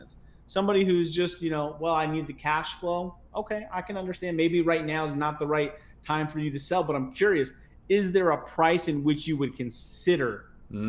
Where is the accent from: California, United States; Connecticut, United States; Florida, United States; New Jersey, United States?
Connecticut, United States; moved away; I'm originally from Connecticut